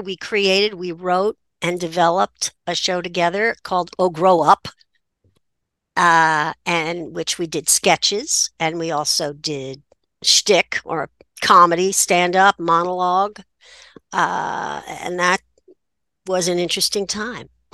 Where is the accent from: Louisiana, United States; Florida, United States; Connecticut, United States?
Connecticut, United States; New Haven; I grew up in New Haven, which made me a townie